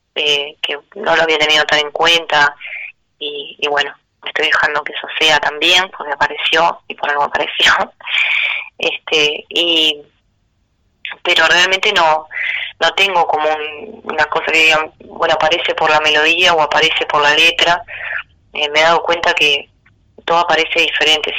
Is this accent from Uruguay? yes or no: yes; Melo, Cerro Largo, Uruguay; en Melo, que es el lugar donde, donde yo nací y en donde me encuentro viviendo en este momento